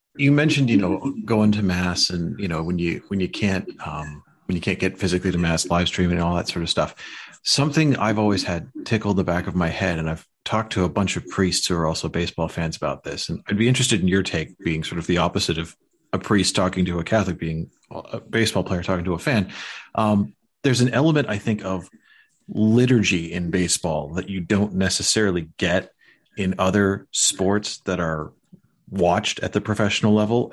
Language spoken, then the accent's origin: English; Chicago, Illinois, United States; growing up in Chicago